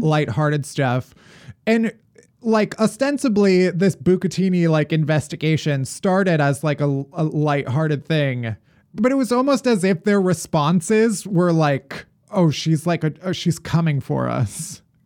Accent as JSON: {"language": "English", "town": "Alsip", "region": "Illinois", "country": "United States", "tie": "born or raised there", "said": "The town I grew up in is Alsip"}